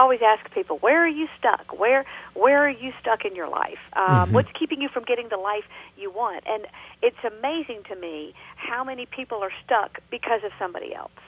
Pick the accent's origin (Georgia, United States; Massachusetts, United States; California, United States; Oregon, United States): Georgia, United States; accent: Southern; now in North Carolina, United States; I'm originally from Georgia, and now I live in North Carolina